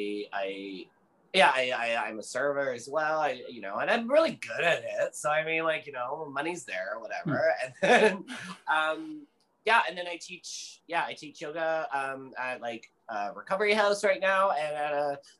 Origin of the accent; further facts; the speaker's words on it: Ontario, Canada; moved away as an adult; also born or lived in Calgary, Alberta; now in Vancouver, Canada; I was born in Alberta, actually Calgary, Alberta. And I've only lived really in Canada. So I, which is, you know, but I grew up in Ontario